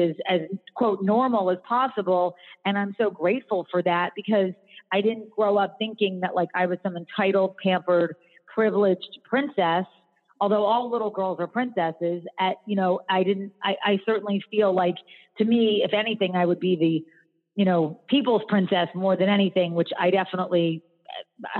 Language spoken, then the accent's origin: English; Philadelphia, Pennsylvania, United States; now in North Carolina, United States; I grew up in Philadelphia